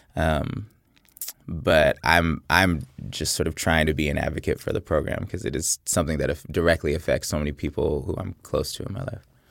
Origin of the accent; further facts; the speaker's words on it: Oakland, California, United States; I'm from Oakland, California, and I went to Berkeley High School